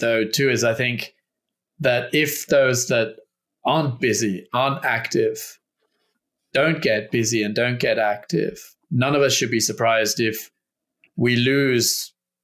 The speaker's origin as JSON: {"language": "English", "country": "Australia", "said": "I'm from Australia. I'm half English as well"}